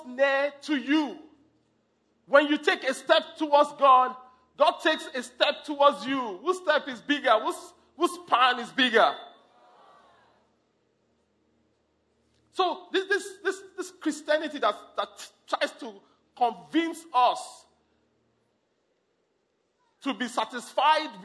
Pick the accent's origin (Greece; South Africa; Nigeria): Nigeria; I'm from Nigeria